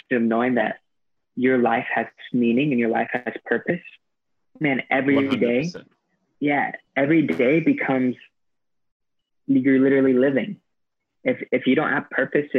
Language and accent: English; United States; moved away as an adult; now in Sri Lanka